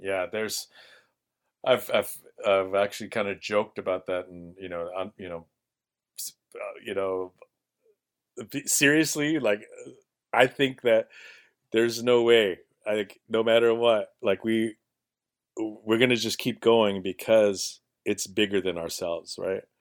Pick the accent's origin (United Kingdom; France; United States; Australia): United States; Bethel, Alaska; now in Juneau, United States; I grew up in Montreal, in Bethel.